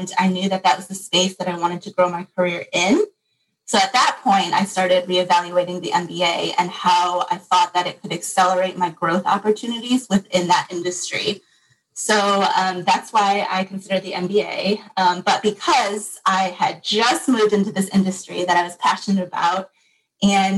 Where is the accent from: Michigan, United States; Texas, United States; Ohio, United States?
Michigan, United States; Grew up in Michigan